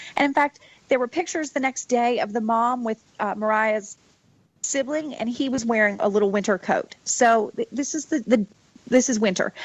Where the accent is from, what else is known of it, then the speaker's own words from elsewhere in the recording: North Carolina, United States; now in California, United States; I live in California, so those are different for me, but I grew up in North Carolina